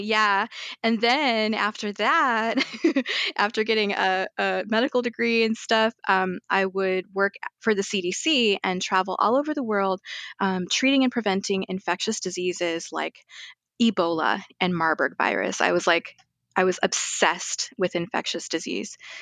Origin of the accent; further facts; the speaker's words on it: Arizona, United States; also born or lived in Guyana; now in Chicago, United States; I was raised in Arizona